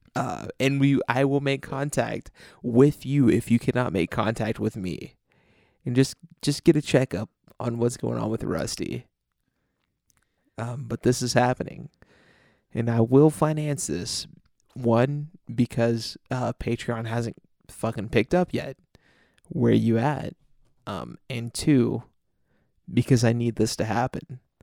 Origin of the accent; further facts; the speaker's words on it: United States; we're from America if our fucking trash, shitty accents haven't already